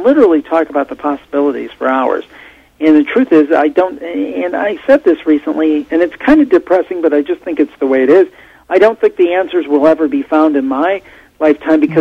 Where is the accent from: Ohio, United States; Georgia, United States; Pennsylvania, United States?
Ohio, United States; I'm from Ohio, and she's from the same area of Ohio as I am